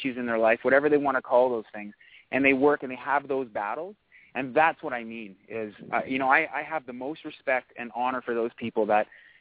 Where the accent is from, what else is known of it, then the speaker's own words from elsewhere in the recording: Canada; we are Canadian